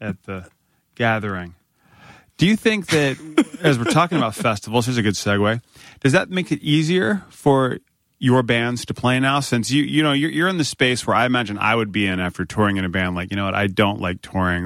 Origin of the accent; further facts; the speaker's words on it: Northern Virginia, United States; I grew up in Northern Virginia